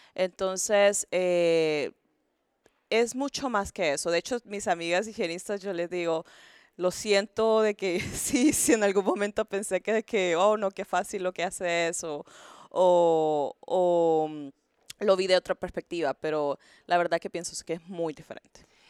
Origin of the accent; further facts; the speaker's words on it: Honduras; moved away as an adult; now in Houston, United States; soy hondureña